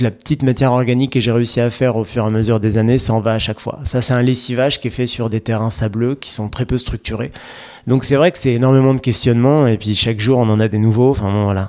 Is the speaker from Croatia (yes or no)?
no; Charente-Maritime, Nouvelle-Aquitaine, France; je suis originaire de Charente-Maritime